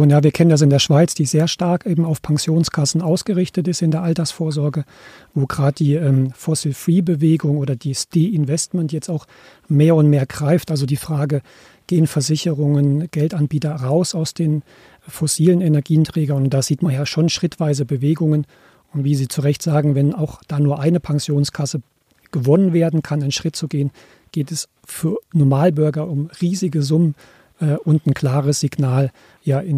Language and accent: German; Germany; ich komme ja aus Deutschland